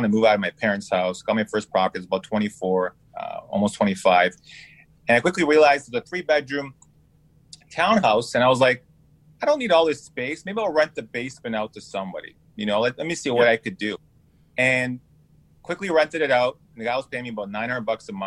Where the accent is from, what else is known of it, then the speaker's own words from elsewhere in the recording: Toronto, Ontario, Canada; moved away as an adult; now in California, United States; I was born and raised in Toronto, pretty much lived there most of my life.